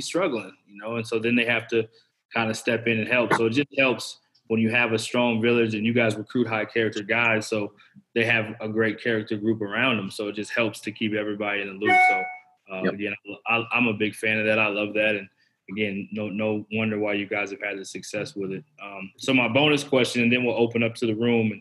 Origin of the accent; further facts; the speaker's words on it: Dallas, Texas, United States; I'm from Dallas.